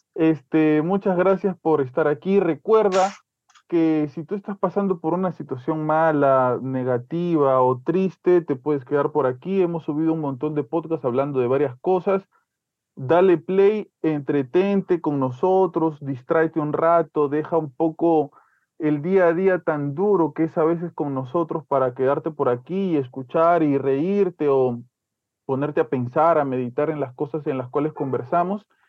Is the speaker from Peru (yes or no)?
yes; Peru; como peruanos